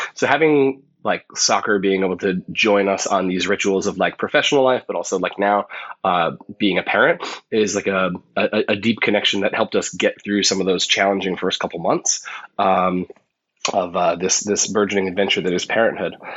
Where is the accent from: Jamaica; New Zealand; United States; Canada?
United States; as an American